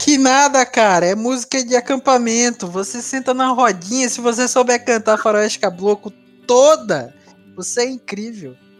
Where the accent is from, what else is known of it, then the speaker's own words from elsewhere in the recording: Maceió, Alagoas, Brazil; also born or lived in Recife / João Pessoa; eu sou, eu sou nordestino, né? Eu nasci em Recife, morei boa parte da minha vida em Maceió, mas também já morei em João Pessoa